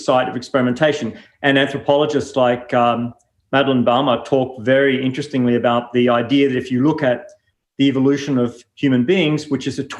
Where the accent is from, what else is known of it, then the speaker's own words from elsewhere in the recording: New Zealand; moved away as an adult; now in Melbourne, Australia; I grew up in New Zealand and then came here broadly to study architecture